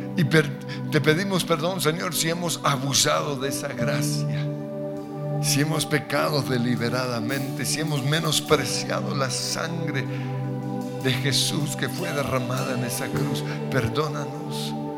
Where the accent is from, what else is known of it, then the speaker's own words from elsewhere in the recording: Colombia; como colombianos